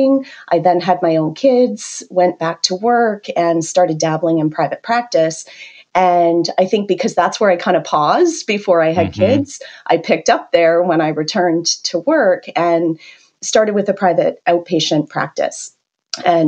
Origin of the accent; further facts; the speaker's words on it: Canada; accent: Canadian; moved away as an adult; now in United States; I'm originally from Canada